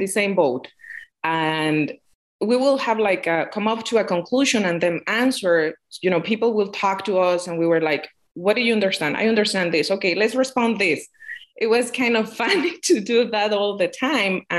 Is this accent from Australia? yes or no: no; Mexico; first language Spanish; English is a second language; moved away as an adult; now in Michigan, United States; I'm from Mexico